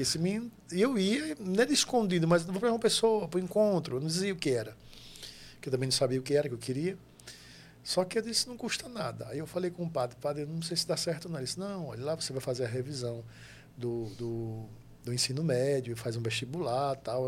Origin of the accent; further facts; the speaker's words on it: Itambé, Pernambuco, Brazil; also born or lived in Pedras de Fogo, Paraíba; Eu sou natural de Itambé, que faz divisa ali com Pedras de Fogo, ali na Paraíba. É a minha cidade de origem